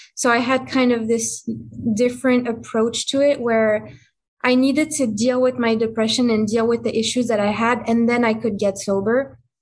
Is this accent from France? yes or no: yes; France; English is a second language; moved away; I'm from France. So I grew up in France, you know, with the culture of wine and cigarettes and all that stuff